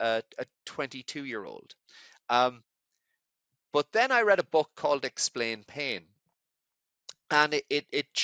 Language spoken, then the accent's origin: English; Ireland; moved away as an adult; also born or lived in Edinburgh, Scotland; I grew up in Ireland